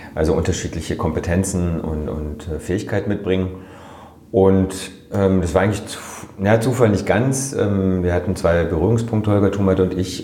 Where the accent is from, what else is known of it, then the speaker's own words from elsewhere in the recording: Freiburg, Baden-Württemberg, Germany; also born or lived in Netherlands; Ich bin hier in Freiburg groß geworden